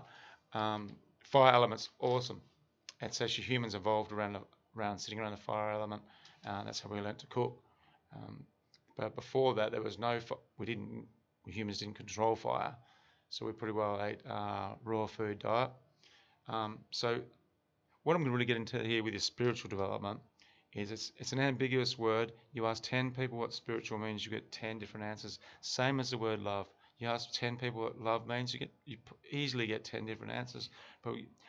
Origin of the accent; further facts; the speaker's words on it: Australia; me, as an Australian male